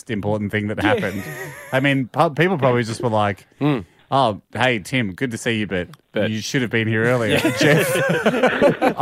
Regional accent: Victoria, Australia; we're Victorian boys. We grew up in Victoria

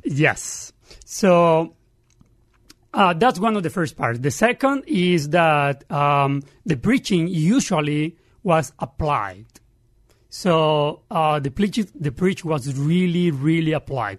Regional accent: Santa Marta, Magdalena, Colombia; English is a second language; moved away as an adult; also born or lived in Barranquilla, Colombia; now in Pittsburgh, United States; I grew up 500 meters, that is yards, uh, from the beach

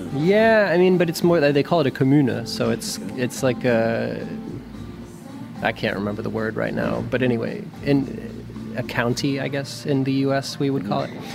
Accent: New Mexico, United States; moved away as an adult; also born or lived in Berlin, Germany; where I grew up in New Mexico, it snowed a lot.

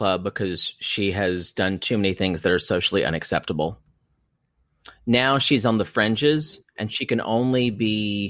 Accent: South Carolina, United States; Growing up in South Carolina.

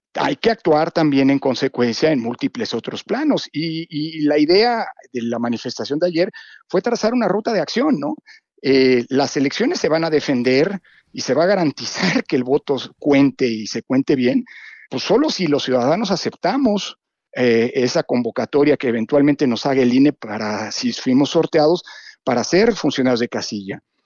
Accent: Mexico

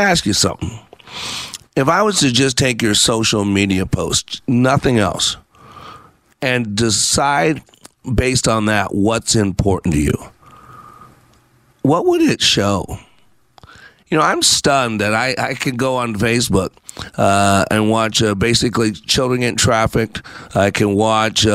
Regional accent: Texas, United States; I am back in my home state of Texas

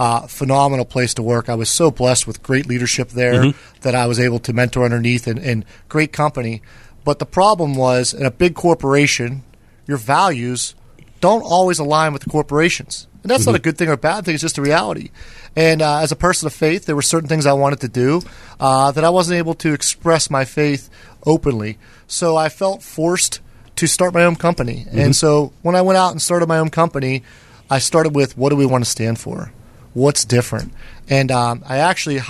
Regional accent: Freeport, Pennsylvania, United States; I grew up in a little town called Freeport.

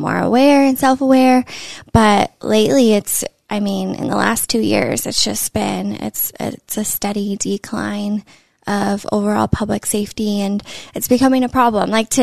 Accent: Northern California, United States; now in Los Angeles, United States; born and raised in California, Northern California.

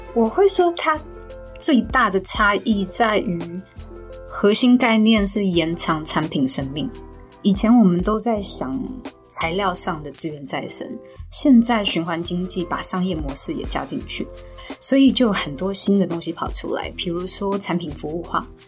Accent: Taiwan; 我们台湾人

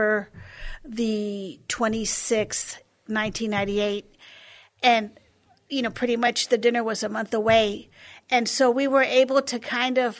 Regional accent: San Antonio, Texas, United States; I was born and raised here in San Antonio, and I've been here ever since

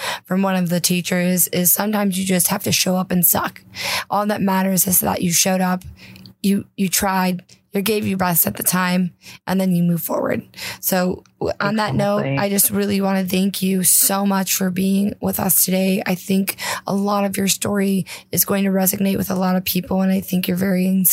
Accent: Cleveland, Ohio, United States; now in Austin, United States; I'm from Cleveland, girl. I moved here from Cleveland

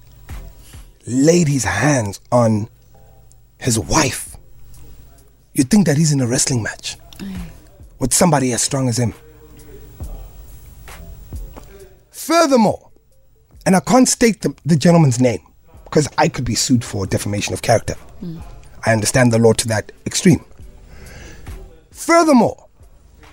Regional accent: South Africa; as a South African man

